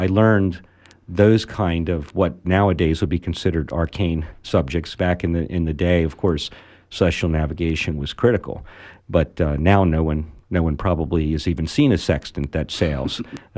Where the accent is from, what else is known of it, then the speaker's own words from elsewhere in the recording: Baltimore, Maryland, United States; born there; also born or lived in Venezuela; No, I lived in Maryland. I was born in Baltimore.